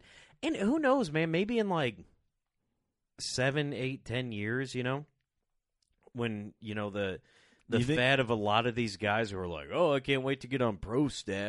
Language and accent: English; United States; I'm an American first, capitalist second, and then, you know, working man third